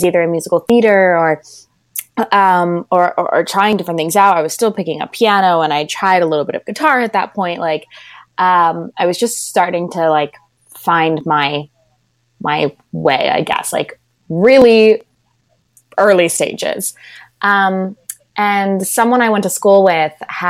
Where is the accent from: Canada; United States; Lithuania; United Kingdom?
United States; Orange County, California; I'm from Orange County, which is about an hour outside